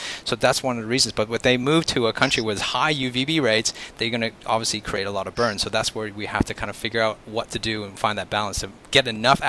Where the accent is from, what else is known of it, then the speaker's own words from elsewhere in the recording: Canada; moved away; I'm originally from Canada, but my background is actually Chinese.